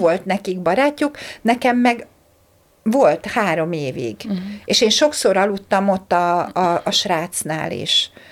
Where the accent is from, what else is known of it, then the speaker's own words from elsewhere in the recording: Hungary; moved away as an adult; also born or lived in Slovakia; Magyarországról mentem Szlovákiába egyetemre